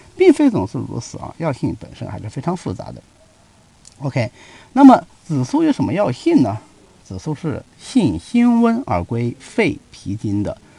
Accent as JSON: {"language": "Chinese", "country": "China", "said": "我们中国人有焚香的习惯"}